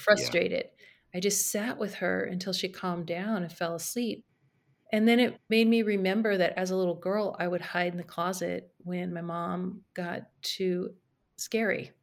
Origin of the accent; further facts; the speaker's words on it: Carmel Valley, California, United States; also born or lived in San Francisco; move back to my hometown in Carmel Valley in California